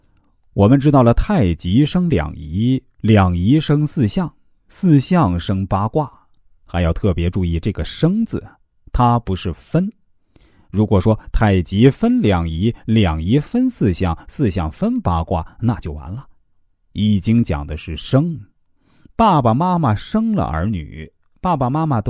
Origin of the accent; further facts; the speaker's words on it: China; 我们中国人。是分中有合，合中有分，分到好像没有分，没有分又好像有分，这是最合乎自然的。